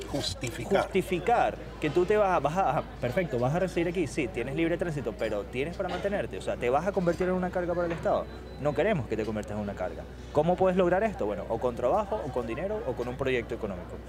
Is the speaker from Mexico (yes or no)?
no; Italy; Spanish is a second language; No, yo como italiano tuve que cumplir ciertos requisitos.